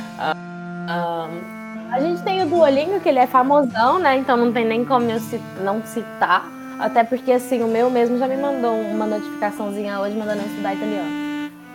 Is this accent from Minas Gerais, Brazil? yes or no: yes; Minas Gerais, Brazil; E eu sou daqui de Minas